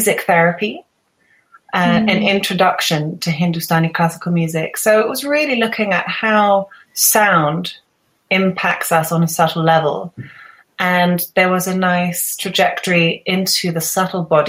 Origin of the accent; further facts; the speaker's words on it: Gloucestershire, South West England, United Kingdom; moved away as an adult; also born or lived in London / Himachal Pradesh, India; now in Switzerland; I was born in London, and then my family moved to my family moved to a county called Gloucestershire, and there I went to school with my sisters